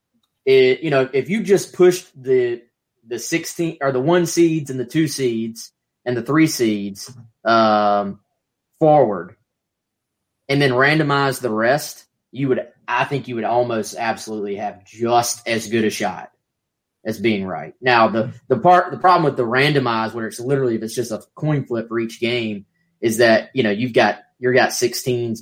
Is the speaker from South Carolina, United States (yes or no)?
yes; York, South Carolina, United States; I'm from York, South Carolina, so it's right down the road in Rock Hill